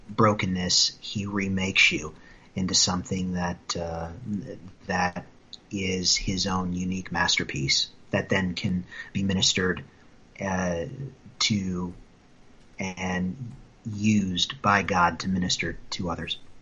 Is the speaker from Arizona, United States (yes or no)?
no; Wright County, Iowa, United States; also born or lived in Speedway, Indiana; my dad moved my mom and myself out to the family farm in Iowa, where I grew up uh, for the next 23 years of my life